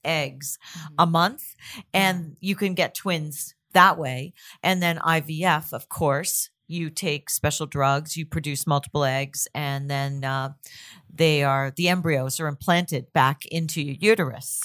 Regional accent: Toronto, Ontario, Canada; I'm from Toronto too.

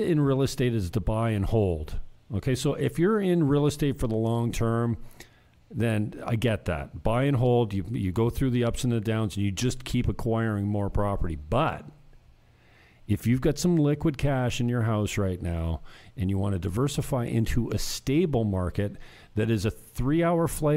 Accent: Niagara, Ontario, Canada; moved away as an adult; now in Dominican Republic; In my hometown, I keep close tabs on the Niagara Association of Realtors

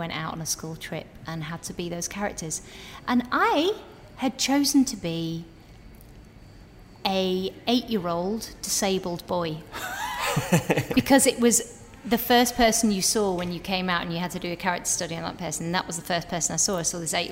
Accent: Preston, North West England, United Kingdom; moved away; I was from Preston

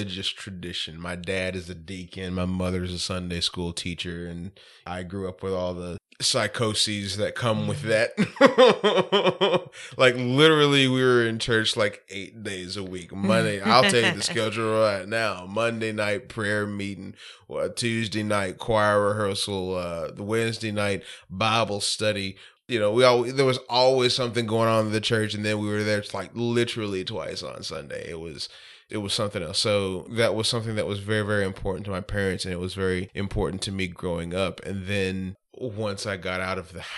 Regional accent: South Arkansas, United States; also born or lived in Pine Bluff, Arkansas / Arkadelphia, Arkansas; now in Little Rock, United States; Pine Bluff is kind of where I hail from, but I grew up in South Arkansas, went to college in South Arkansas

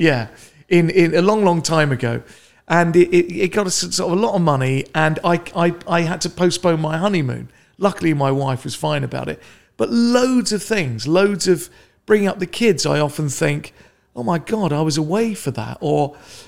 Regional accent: London, United Kingdom; I grew up in Northwest London, quite a nice middle-classy sort

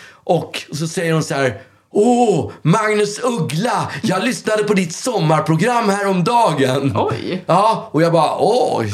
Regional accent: Stockholm, Stockholm County, Sweden; jag är ju uppväxt på Östermalm

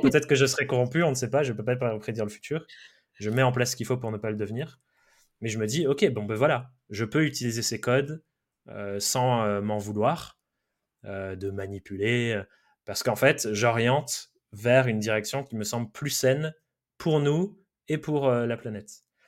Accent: Dordogne, Nouvelle-Aquitaine, France; moved away; also born or lived in Brive; j'ai grandi euh, en Dordogne avec des parents un peu hippies

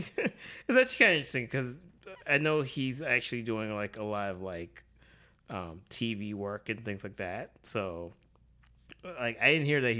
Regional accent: Alabama, United States; I grew up in Alabama

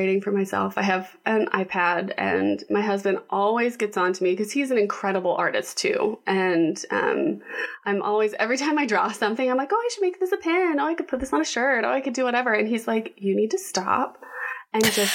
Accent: Texas, United States; moved away; also born or lived in Washington, D.C.; I'm originally from Texas

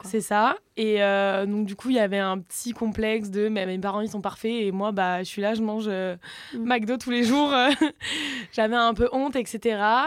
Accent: south of France, France; accent: southern; je viens du sud de la France

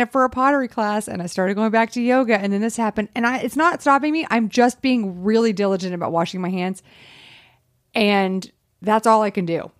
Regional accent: the South, United States; I grew up in the South.

